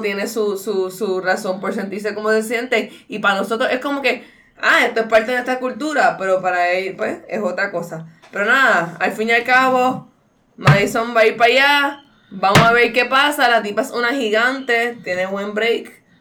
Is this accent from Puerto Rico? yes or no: yes; Puerto Rico; yo, pues, supuestamente soy legit boricua mezclada